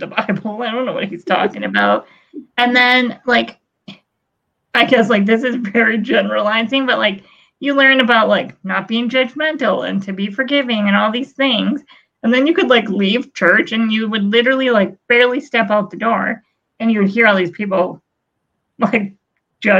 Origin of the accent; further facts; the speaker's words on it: Blackie, Alberta, Canada; where I grew up in Blackie. There's only like 300 people there.